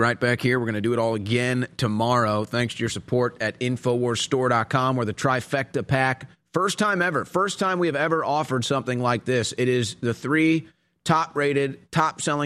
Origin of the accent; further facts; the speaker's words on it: Texas, United States; a Texan